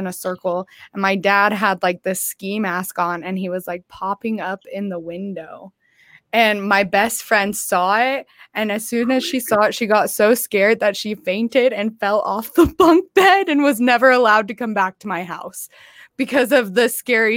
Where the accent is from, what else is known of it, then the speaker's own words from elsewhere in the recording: Palco, Kansas, United States; I was raised in Palco, Kansas. It's a small farm town.